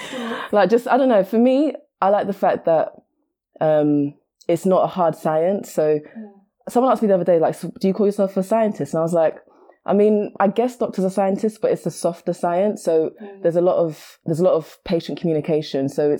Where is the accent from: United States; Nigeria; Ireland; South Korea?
Nigeria; Okay. So I'm Nigerian as well.